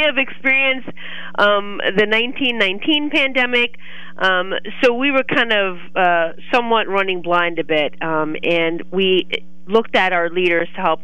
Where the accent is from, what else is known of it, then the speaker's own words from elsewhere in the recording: Brooklyn, New York, United States; moved away as an adult; also born or lived in Clinton County, Pennsylvania; now in Lock Haven, United States; I am a New York native, born and raised in Brooklyn, New York, came to Pennsylvania.